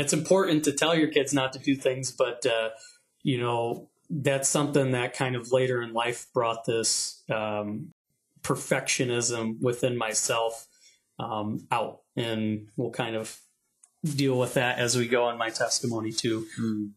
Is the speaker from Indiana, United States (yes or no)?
yes; South Bend, Indiana, United States; I was born in South Bend, Indiana.